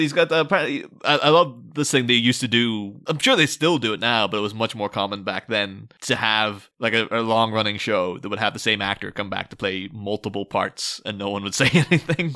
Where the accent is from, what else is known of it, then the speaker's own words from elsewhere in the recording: Ireland; moved away; I'm coming from Ireland